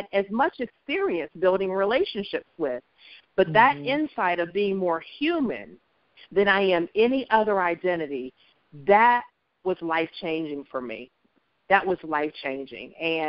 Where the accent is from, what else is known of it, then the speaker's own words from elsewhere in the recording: Columbus, Ohio, United States; moved away as an adult; also born or lived in Hershey, Pennsylvania; I grew up in Columbus and went to Columbus City Schools